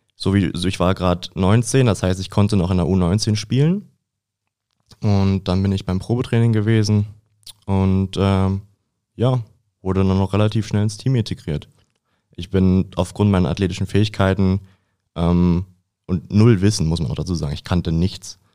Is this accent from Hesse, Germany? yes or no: no; Lübbenau, Brandenburg, Germany; moved away as an adult; now in Dresden, Germany; ich komme aus Brandenburg, aus Lübbenau